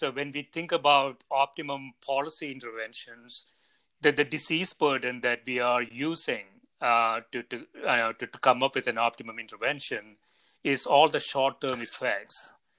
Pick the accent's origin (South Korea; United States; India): India; I grew up in India